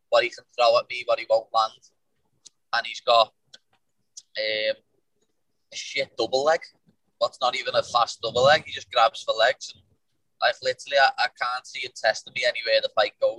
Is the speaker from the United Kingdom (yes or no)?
yes; Liverpool, North West England, United Kingdom; We're not English, we're Scouse.